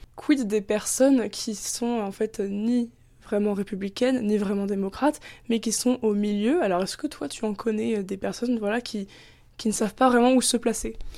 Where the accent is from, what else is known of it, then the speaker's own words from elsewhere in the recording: France; en tant que française